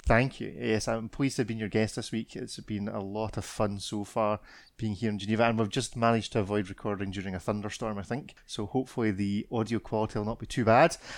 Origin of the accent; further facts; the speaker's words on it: Scotland, United Kingdom; I'm Scottish